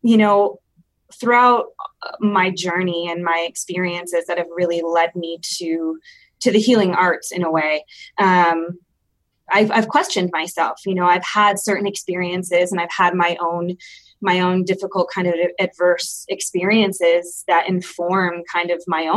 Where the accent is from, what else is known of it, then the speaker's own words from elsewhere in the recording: Michigan, United States; moved away as an adult; now in Denver, United States; I am originally from Michigan and moved out here a couple of years ago to go to grad school.